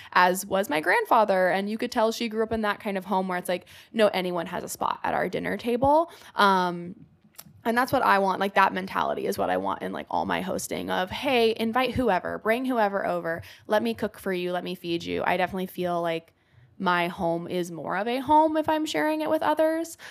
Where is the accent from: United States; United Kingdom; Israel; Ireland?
United States; Oregon; moved away as an adult; now in New York, United States; my family moved from where I grew up in Oregon to Idaho Falls